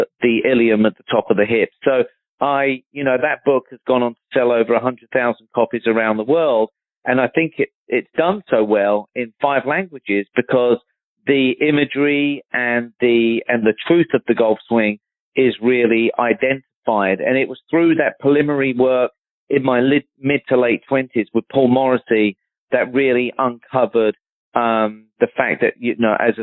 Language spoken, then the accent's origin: English; Surrey, South East England, United Kingdom; moved away; I'm from Surrey, back in London